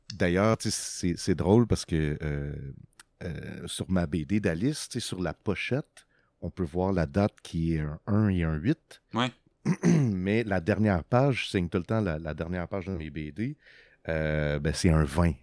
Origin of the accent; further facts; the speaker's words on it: Quebec, Canada; also born or lived in Los Angeles, California, United States; notre retour au Québec